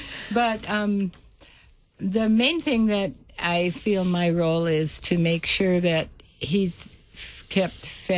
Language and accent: English; Bertha, Minnesota, United States; moved away as an adult; now in Papua New Guinea; I grew up in Bertha, Minnesota